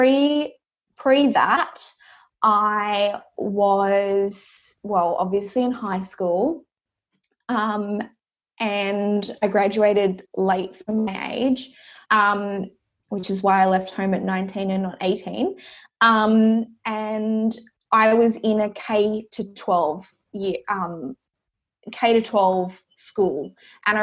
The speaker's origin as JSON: {"language": "English", "town": "Coffs Harbour", "region": "New South Wales", "country": "Australia", "tie": "born or raised there", "said": "So I grew up in Coffs Harbour, which is happens to be where I'm back to right now"}